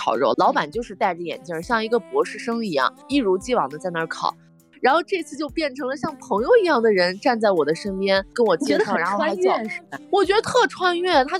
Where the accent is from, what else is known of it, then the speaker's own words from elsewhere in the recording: Jiuquan, Gansu, China; 嘉峪关和我的家乡酒泉就相隔二十来公里